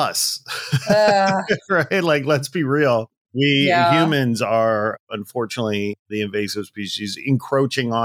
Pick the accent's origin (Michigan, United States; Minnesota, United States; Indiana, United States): Indiana, United States; moved away as an adult; now in Los Angeles, United States; I'm from Indiana